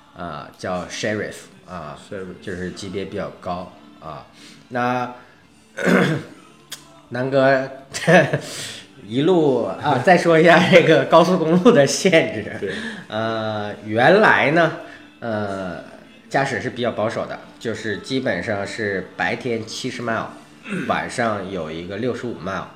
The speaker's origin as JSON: {"language": "Chinese", "country": "China", "tie": "born or raised there", "moved": "yes", "lives_now": "United States", "said": "我恰恰小时候在中国，在，然后长大以后在美国"}